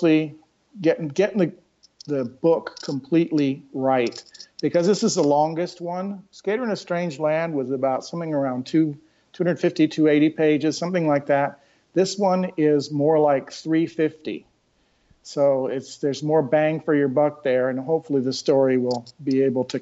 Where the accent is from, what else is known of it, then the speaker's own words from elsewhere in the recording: Bay Area, California, United States; now in North Carolina, United States; I come originally from Bay Area, California